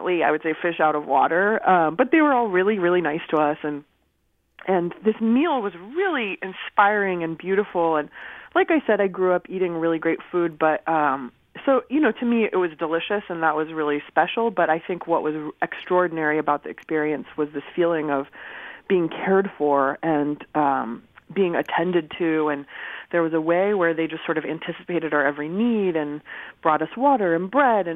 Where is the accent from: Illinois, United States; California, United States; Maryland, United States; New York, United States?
California, United States; Southern; also born or lived in Berkeley, California; my family's from Iran, and I grew up in Southern California, and I moved to Berkeley to attend college.